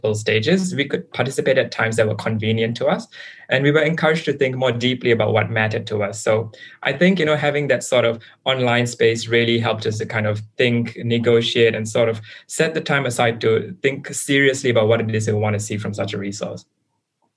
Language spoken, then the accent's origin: English; Singapore; moved away as an adult; now in New South Wales, Australia; I come from Singapore